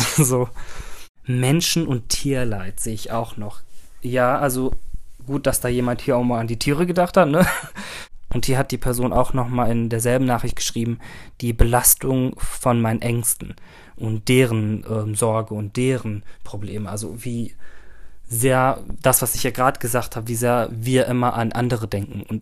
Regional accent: Turkey; also ich bin Türke, das heißt, meine Familie ist riesig.

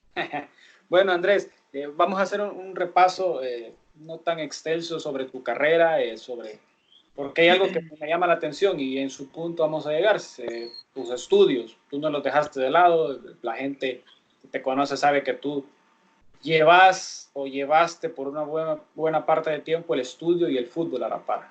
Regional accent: Sonsonate, El Salvador; moved away; also born or lived in San Salvador; yo soy de Sonsonate

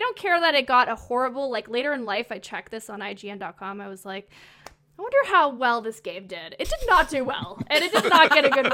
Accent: Laurentians, Quebec, Canada; moved away; I grew up in a very small town. It's in the Laurentians part of Quebec

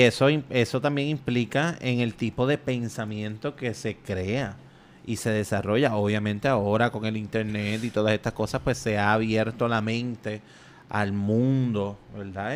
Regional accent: Puerto Rico; nosotros somos primero eh, un, territorio de España, después un territorio de Estados Unidos y todavía somos un territorio de Estados Unidos

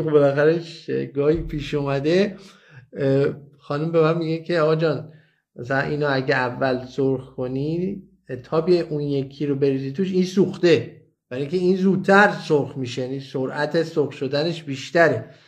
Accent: Iran; moved away as an adult; ما درست وقتی از ایران مهاجرت کردیم که بچه هامون یک چند تاشون خب وارد نوجوانی شده بودن

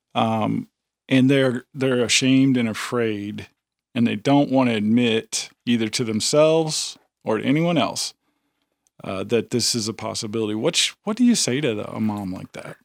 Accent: near Chicago, the Midwest, Illinois, United States; moved away as an adult; now in Tennessee, United States; I come from, you know, near Chicago. I grew up in the Midwest

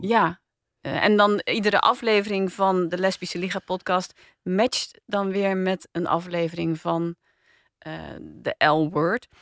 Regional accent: Rotterdam, South Holland, Netherlands; ik ben opgegroeid in Rotterdam

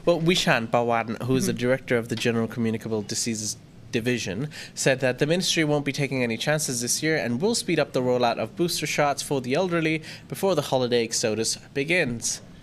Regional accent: Thailand; I grew up in Thailand, I've been here too long

